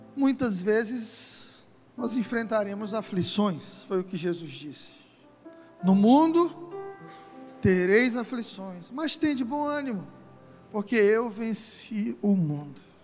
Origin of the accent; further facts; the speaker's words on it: Brazil; somos brasileiros, temos uma cultura, gostamos de samba, feijoada, futebol